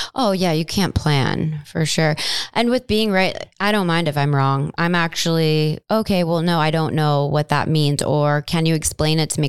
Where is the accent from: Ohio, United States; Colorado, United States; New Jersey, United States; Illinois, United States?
Ohio, United States; Cleveland; moved away as an adult; now in Chicago, United States; I am a Midwest girl born and raised in Cleveland, Ohio